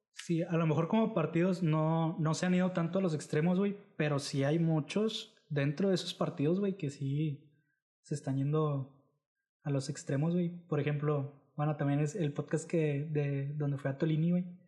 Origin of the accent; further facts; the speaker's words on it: Mexico; Los jóvenes sí somos el futuro de México.